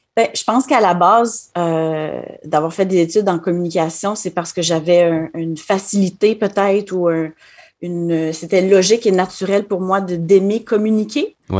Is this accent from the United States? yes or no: no; Quebec City, Quebec, Canada; moved away as an adult; also born or lived in Ottawa, Canada; now in Manitoba, Canada; je suis originaire de la ville de Québec